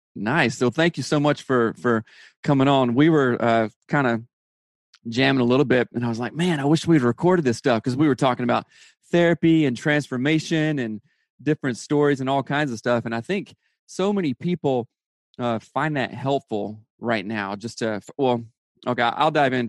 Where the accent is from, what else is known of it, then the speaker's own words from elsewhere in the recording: South Carolina, United States; now in Seattle, United States; I'm from South Carolina